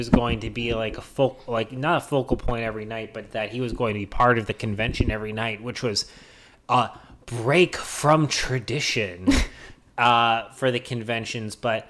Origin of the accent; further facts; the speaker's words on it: the South, United States; listen, I grew up in the South.